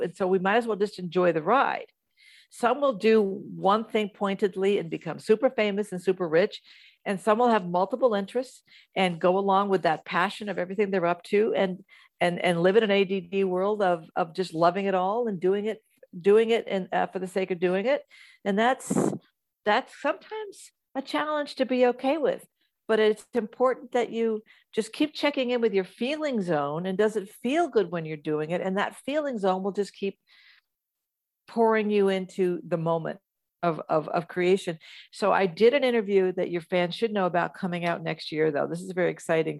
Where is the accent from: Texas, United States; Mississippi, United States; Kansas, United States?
Kansas, United States; moved away; also born or lived in New Jersey / California; I moved from Kansas, so I was born in New Jersey, raised in the Midwest